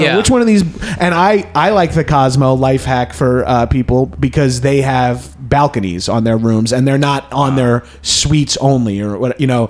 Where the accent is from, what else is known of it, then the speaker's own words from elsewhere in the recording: East Coast, United States; moved away as an adult; also born or lived in New York; now in Los Angeles, United States; I came from the East Coast